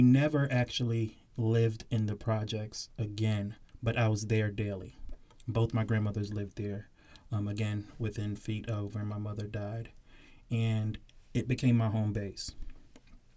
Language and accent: English; Southern Connecticut, United States; also born or lived in South Norwalk, Connecticut; I grew up in Southern Connecticut